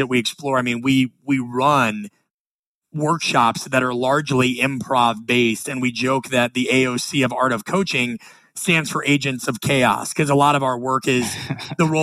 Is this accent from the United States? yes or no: yes; Nebraska, United States; I'm from the Midwest. I'm from Nebraska.